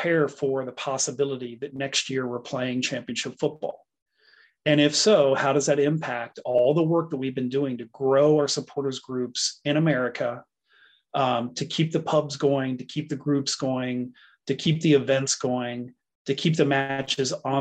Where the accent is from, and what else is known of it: United States